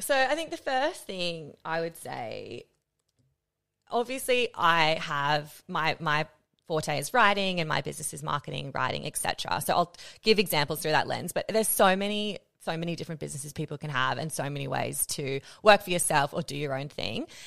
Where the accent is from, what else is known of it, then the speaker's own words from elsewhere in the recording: Australia; moved away as an adult; also born or lived in Netherlands; as an Australian